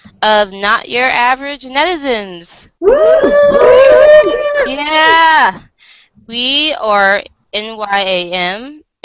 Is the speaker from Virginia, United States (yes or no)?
yes; Virginia, United States; I'm from the US. I'm from Virginia